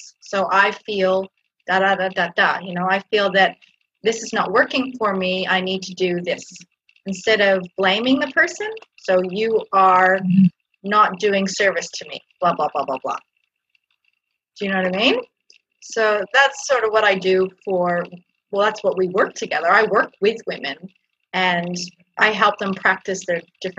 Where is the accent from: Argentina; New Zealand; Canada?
Canada; now in Australia; I come from Canada originally, grew up in Canada, but I was born in Australia, and now I live back in Australia